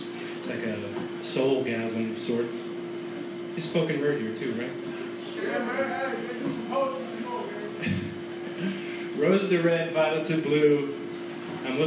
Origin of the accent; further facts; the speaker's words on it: New York, United States; now in San Francisco, United States; I'm from New York